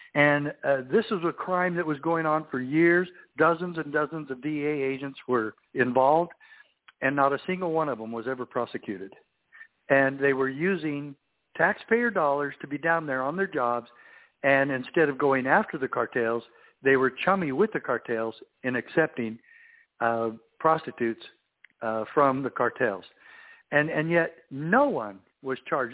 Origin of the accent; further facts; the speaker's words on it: Safford, Arizona, United States; I grew up in Safford, Arizona, where I was sheriff in my home own hometown.